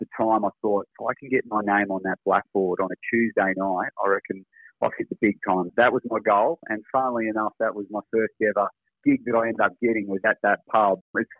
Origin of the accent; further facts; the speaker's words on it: Tasmania, Australia; now in Gold Coast, Australia; we're both originally from Tassie.